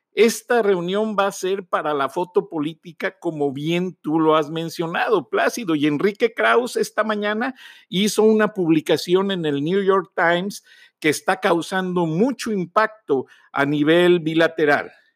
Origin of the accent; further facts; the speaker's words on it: Acámbaro, Guanajuato, Mexico; Yo jugaba de niño en Acámbaro, en las banquetas